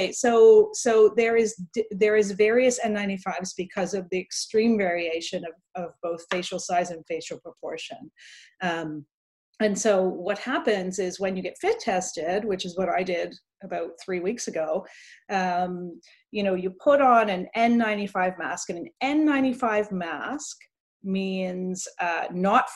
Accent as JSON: {"language": "English", "country": "Canada", "tie": "born or raised there", "said": "when I was growing up in Canada"}